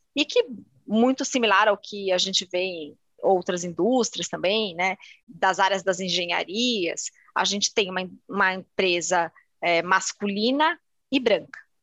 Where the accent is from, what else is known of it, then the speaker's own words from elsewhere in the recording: São Paulo, Brazil; Sou paulistana